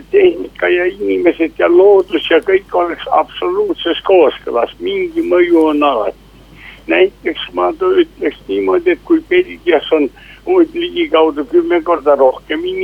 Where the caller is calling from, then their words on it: Tartu, Tartu County, Estonia; mul on suur au rääkida nimekaimuga